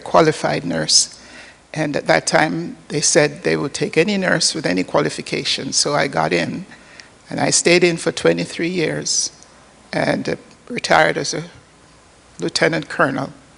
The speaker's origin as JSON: {"language": "English", "town": "Port Maria", "region": "Saint Mary", "country": "Jamaica", "tie": "born or raised there", "moved": "yes", "said": "I was born in an, on the northern coast of Jamaica, a little village called Port Maria"}